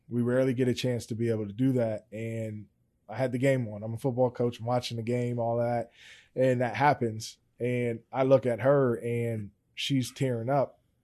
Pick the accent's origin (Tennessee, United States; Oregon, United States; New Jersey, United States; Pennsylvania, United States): Pennsylvania, United States; Steelton; I'm originally from Stilton